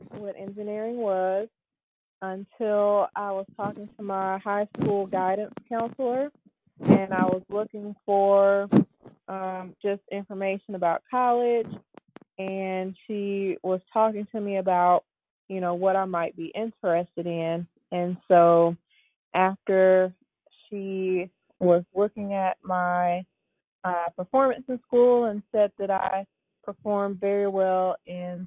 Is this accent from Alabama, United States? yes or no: yes; Birmingham, Alabama, United States; now in Memphis, United States; I am originally from Birmingham, Alabama, and now I'm in Memphis, Tennessee